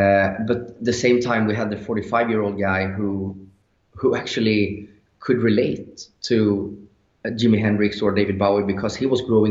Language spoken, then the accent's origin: English; Sweden; English is a second language; we're from Sweden, and we were very young. So, you know, the English wasn't that good.